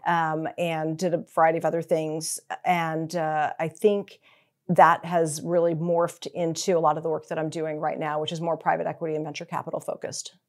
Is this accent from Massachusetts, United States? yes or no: yes; Newton, Massachusetts, United States; moved away as an adult; also born or lived in Rhode Island / Texas / New York; I was born in Rhode Island, uh, grew up in Massachusetts